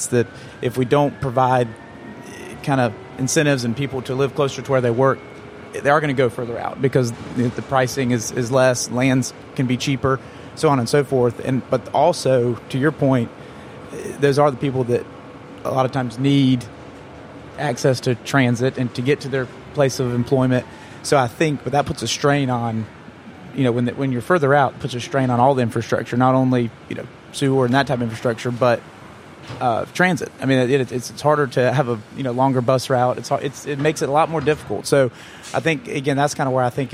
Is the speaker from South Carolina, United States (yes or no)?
yes; Greenville, South Carolina, United States; I'm from Greenville, so I've been around.